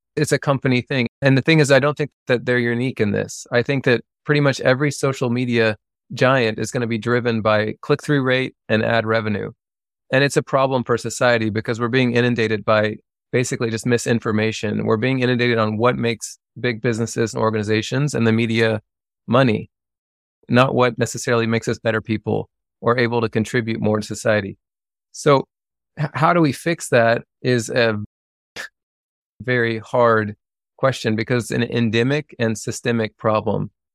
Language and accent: English; Lexington, Kentucky, United States; moved away; I grew up outside of Lexington, Kentucky. And I grew up in the country